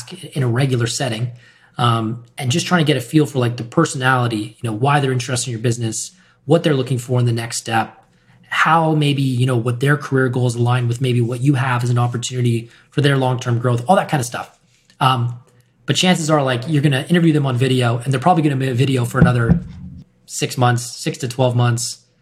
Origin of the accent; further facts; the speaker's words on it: Winnipeg, Manitoba, Canada; also born or lived in Vancouver; now in Toronto, Canada; I'm working with this company in my hometown of Winnipeg